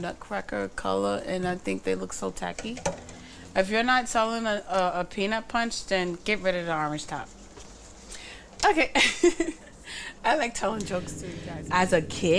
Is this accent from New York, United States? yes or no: yes; New York, United States; I grew up in Bushwick, too, not just Crown Heights and Bed-Stuy